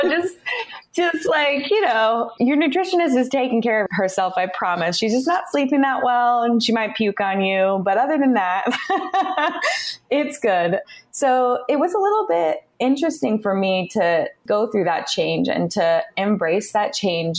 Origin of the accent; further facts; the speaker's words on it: California, United States; I was born and raised in California